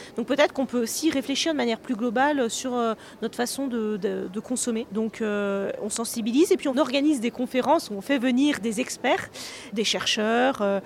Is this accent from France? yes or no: yes; Savoie, Auvergne-Rhône-Alpes, France; on est de Savoie